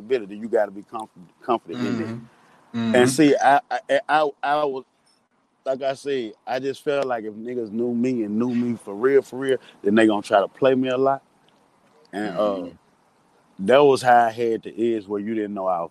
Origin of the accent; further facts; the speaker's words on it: Jackson, Mississippi, United States; I grew up in Jacktown